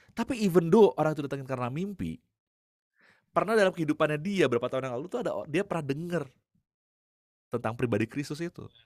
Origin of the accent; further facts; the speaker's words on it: Bandung, West Java, Indonesia; Lalu gue dijemput biasa kan gitu ya karena gue dari Bandung